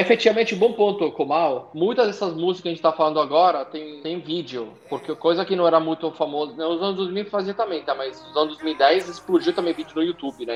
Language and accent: Portuguese; Italy; now in Brazil; na Itália, de onde eu vi, de onde eu venho